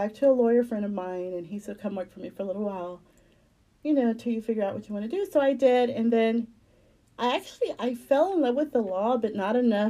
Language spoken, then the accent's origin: English; Houston, Texas, United States; Basically I've lived here all my life